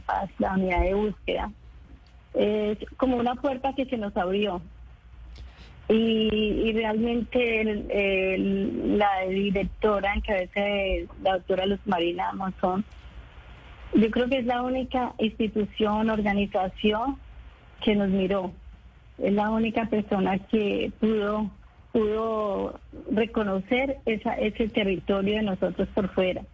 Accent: Colombia; moved away as an adult; also born or lived in Cali; yo tuve que salir de, Colombia porque eh, estaba buscando a mi esposo

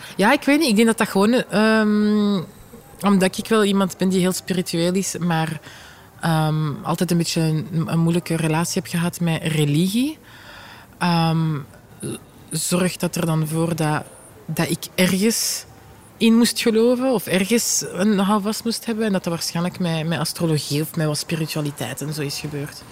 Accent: Vilvoorde, Flanders, Belgium; ik ben van Vilvoorde

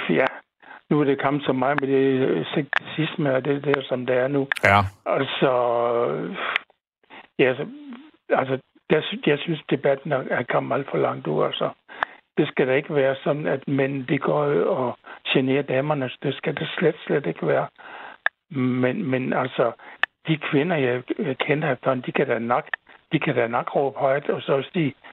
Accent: Southern Denmark, Denmark; lå, den lå ikke så langt fra Nyborg.

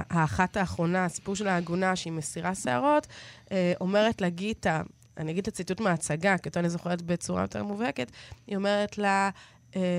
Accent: Israel

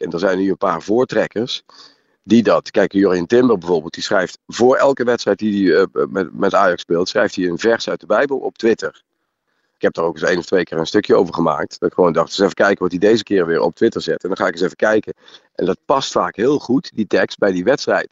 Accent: Netherlands; als Nederlander

